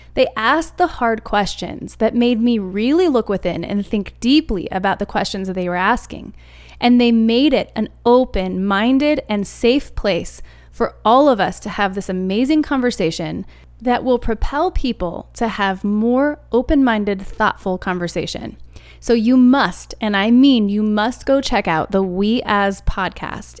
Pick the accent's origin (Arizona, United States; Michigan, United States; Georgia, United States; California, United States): Arizona, United States; now in Colorado, United States; I'm an Arizona kid. I was raised in Arizona